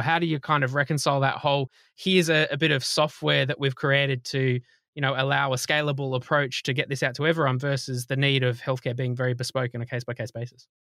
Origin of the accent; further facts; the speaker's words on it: Australia; accent: Australian; my Australian accent